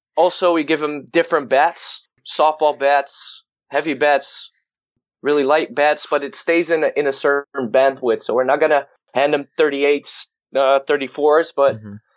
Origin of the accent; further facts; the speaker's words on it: Netherlands; I'm from the Netherlands, and I um, was born in a very small town